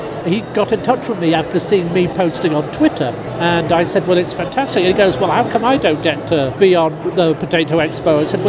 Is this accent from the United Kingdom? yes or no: yes; England, United Kingdom; I'm from England.